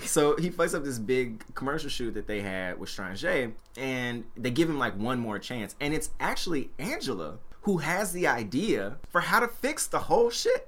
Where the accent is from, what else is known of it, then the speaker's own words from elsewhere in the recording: Memphis, Tennessee, United States; moved away; growing up in Memphis, Tennessee